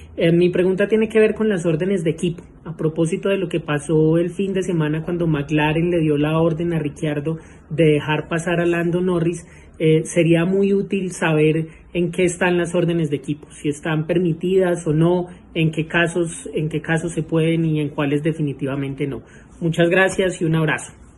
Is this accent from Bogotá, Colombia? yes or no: yes; Bogotá, Colombia; Soy de Bogotá, Colombia, igual que Diego